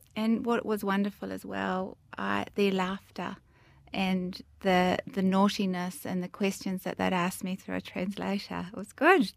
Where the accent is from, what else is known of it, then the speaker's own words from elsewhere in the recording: Greytown, Wellington, New Zealand; growing up in the Wairarapa, Greytown, in the bottom of the North Island, small town